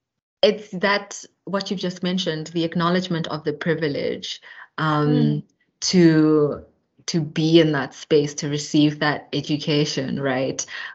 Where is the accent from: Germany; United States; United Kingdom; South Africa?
South Africa; Eastern Cape; also born or lived in Johannesburg; my unique perspective as a South African who, you know, is from the Eastern Cape, from Johannesburg